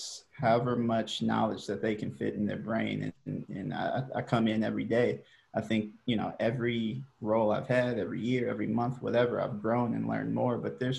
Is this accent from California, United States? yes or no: yes; Hercules, California, United States; moved away as an adult; also born or lived in Nebraska; I grew up in the city called Hercules